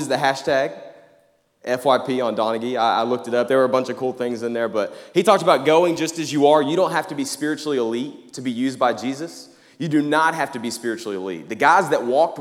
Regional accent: Jacksonville, Arkansas, United States; moved away as an adult; now in Conway, United States; I'm from Jacksonville, Arkansas

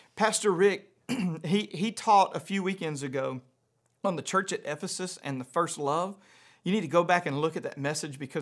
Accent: around Shreveport, North Louisiana, United States; moved away; I grew up in Louisiana. I went to public school in Louisiana

